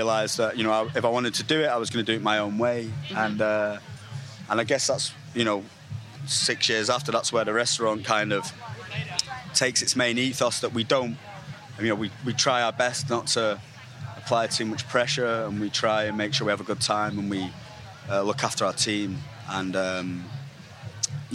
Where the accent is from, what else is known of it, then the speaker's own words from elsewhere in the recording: Manchester, North West England, United Kingdom; also born or lived in Stockport; I'm from Manchester, so I kind of grew up in Manchester and Stockport